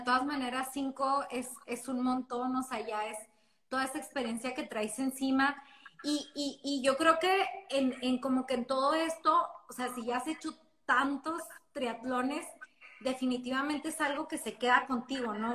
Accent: Ciudad Juárez, Chihuahua, Mexico; las dos somos de Juárez

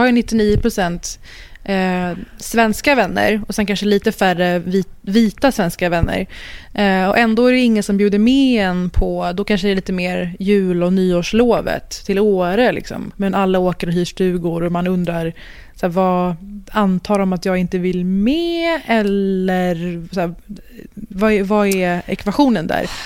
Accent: Sweden; jag är född och uppvuxen i Sverige

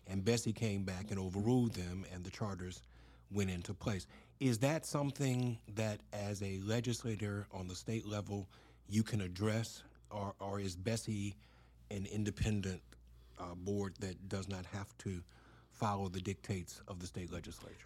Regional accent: Baton Rouge, Louisiana, United States; I grew up in Scotland

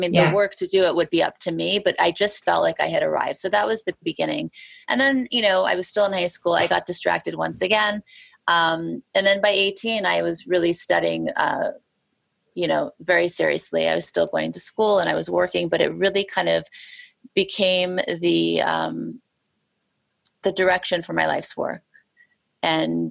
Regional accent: Beverly Hills, California, United States; moved away as an adult; also born or lived in Thibodaux, Louisiana / New Orleans, Louisiana; now in New York, United States; growing up in Beverly Hills, going to Beverly Hills High School

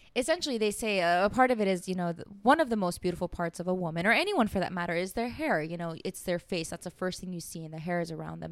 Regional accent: United States; also born or lived in Iran; growing up in the States

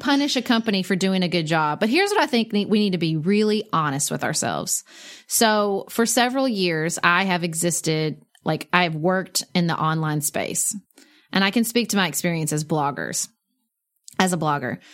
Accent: United States; as an American

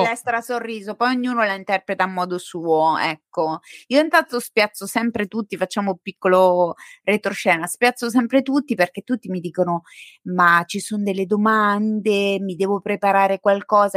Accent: Montegiorgio, Italy; sono cresciuta a Monte Giorgio, dove c'è la statua di Salvo d'Acquisto

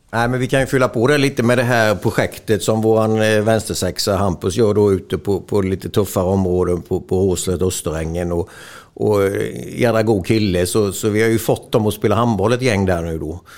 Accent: Småland, Sweden; vi är ju smålänningar

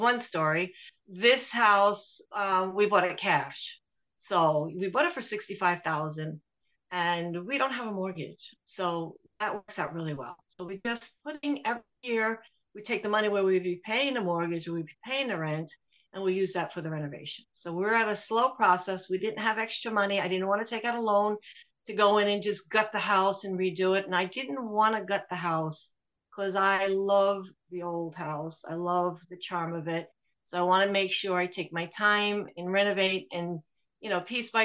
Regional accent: New York, United States; moved away as an adult; also born or lived in Dingle, Ireland; now in Ventry, Ireland; I'm from New York. Last was New York City. I lived in New York City.

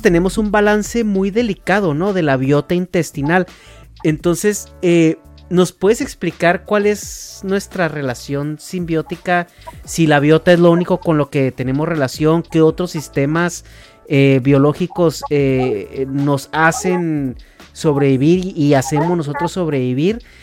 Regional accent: Chihuahua, Mexico; moved away; vengo de Chihuahua, digo provincia

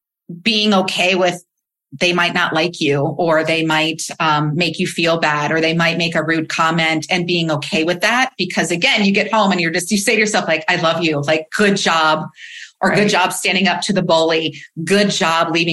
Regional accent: Midwest, United States; I was raised in the Midwest

